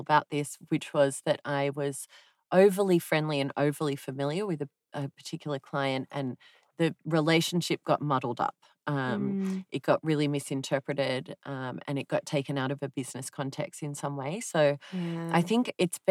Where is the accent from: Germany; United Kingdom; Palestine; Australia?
Australia; I'm Australian